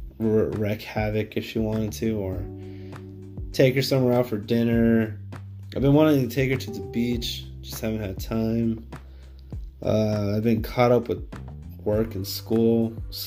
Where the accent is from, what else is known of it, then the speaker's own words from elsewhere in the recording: Downey, California, United States; I'm like, Downey, California